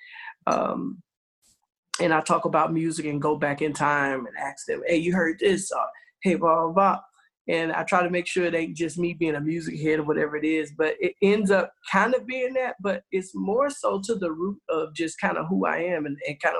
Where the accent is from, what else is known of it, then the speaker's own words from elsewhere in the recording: the South, United States; growing up in the South, man, everybody's in church